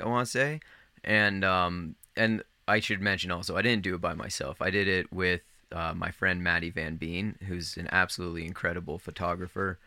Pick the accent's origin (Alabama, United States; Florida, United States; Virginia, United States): Virginia, United States; Northern; I grew up in Northern Virginia, like right outside of Washington D.C.